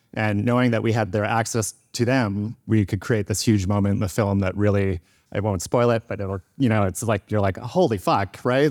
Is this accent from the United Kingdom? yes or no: no; Victoria, British Columbia, Canada; And I grew up in Victoria